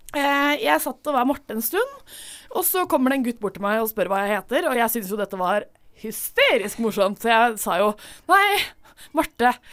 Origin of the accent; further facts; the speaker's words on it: Drøbak, Akershus, Norway; moved away; rommet mitt eh, hjemme i Drøbak